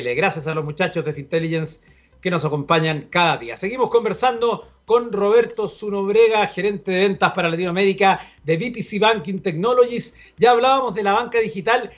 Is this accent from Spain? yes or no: no; Chile